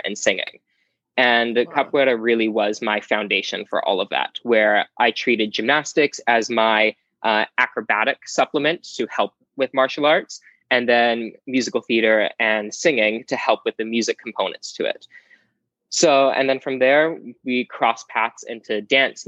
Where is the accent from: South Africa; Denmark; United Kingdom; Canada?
Canada; Vancouver, British Columbia; I'm from Vancouver, Canada, not Washington